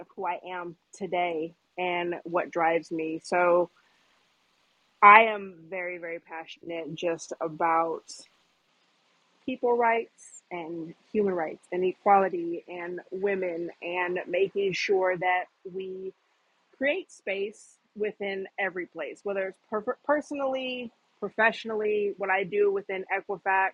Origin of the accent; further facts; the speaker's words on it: Washington, United States; moved away as an adult; also born or lived in Seattle, Washington / New York; now in Atlanta, United States; I reside in Atlanta, Georgia currently, but I'm from Washington State, born and raised, small country town, so grew up very small town.